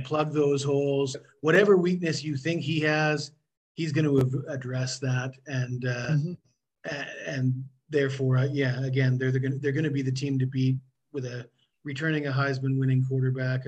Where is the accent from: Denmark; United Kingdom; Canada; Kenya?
Canada; now in Southeast Asia; I am from Canada